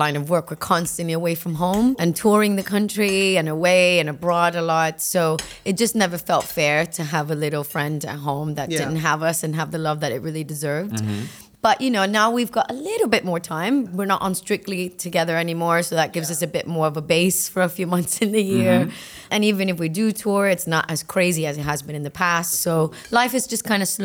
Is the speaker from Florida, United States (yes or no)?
yes; Miami, Florida, United States; English is a second language; moved away as an adult; also born or lived in Cuba; now in United Kingdom; I was born in Miami, but I was the first American born in the family